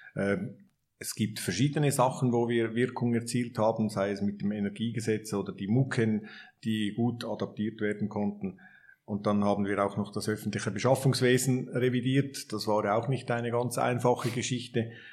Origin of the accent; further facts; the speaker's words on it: Switzerland; wir als Schweizer